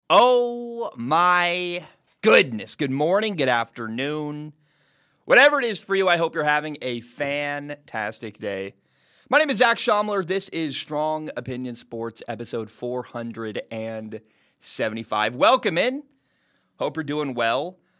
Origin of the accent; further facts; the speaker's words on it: the Northwest, Pacific Northwest, United States; I'm from the Northwest.